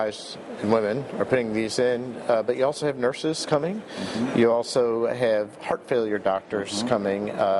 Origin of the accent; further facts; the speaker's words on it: Boston, Massachusetts, United States; right in my hometown of Boston.